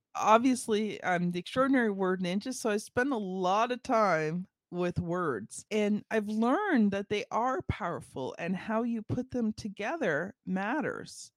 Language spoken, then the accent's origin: English; Ontario, Canada; I am from Canada, and I am from Ontario